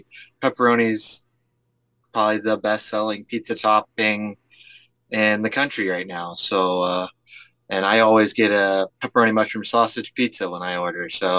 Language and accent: English; Ohio, United States; I'm from middle of nowhere, Ohio